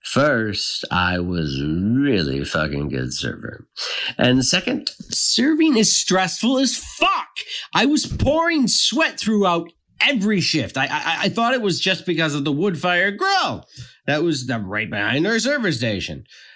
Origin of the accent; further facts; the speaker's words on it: Youngstown, Ohio, United States; I'm from Youngstown, Ohio, and I've been serving for different restaurants in the area for about 10 years.